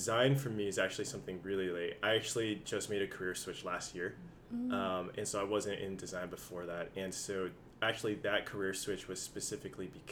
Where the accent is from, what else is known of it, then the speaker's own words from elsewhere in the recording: San Jose, California, United States; I'm originally from San Jose, been in the Bay Area for a long time